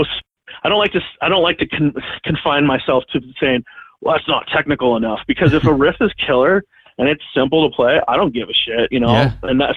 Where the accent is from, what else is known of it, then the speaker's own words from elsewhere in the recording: California, United States; I'm from California